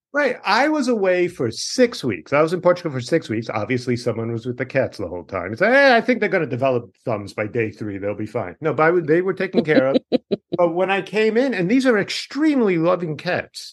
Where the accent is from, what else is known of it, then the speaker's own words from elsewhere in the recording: Dix Hills, New York, United States; moved away; where I am from is a town called Dix